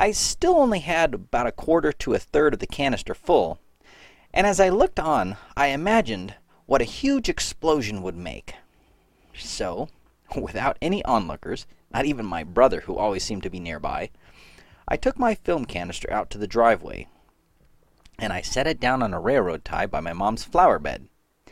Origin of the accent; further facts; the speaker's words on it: North Carolina, United States; I grew up in North Carolina